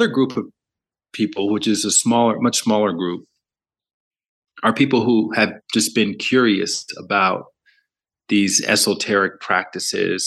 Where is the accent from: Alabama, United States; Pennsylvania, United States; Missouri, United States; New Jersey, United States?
Alabama, United States; moved away as an adult; also born or lived in New York City / Los Angeles; I grew up in the South, in the southern part of America, in Alabama